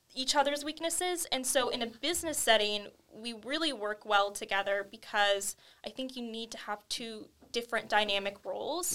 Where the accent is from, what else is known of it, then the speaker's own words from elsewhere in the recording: Camarillo, California, United States; I'm born and raised in Camarillo, California.